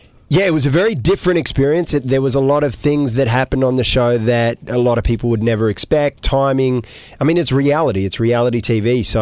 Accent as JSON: {"language": "English", "country": "Australia", "tie": "born or raised there", "also_born_or_lived": "Iraq", "said": "Yes. Part of my life, I grew up in Australia."}